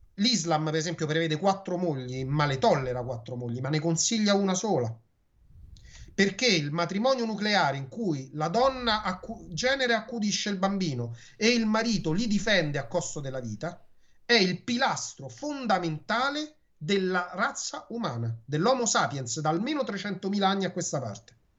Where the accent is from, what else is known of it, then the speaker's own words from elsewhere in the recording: Rome, Lazio, Italy; Quando ero bambino io, mi ricordo che la maestra siccome Roma è una città, tra virgolette, potremmo dire multiculturale dal punto di vista del dialetto, ci fece fare le poesie in dialetto